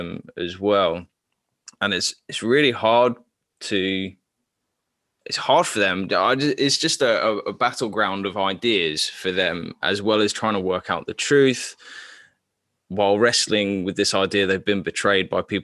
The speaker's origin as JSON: {"language": "English", "country": "Papua New Guinea", "tie": "born or raised there", "said": "So I grew up in Papua New Guinea, which is also colonized, which also had an heavy missionary colonization as well."}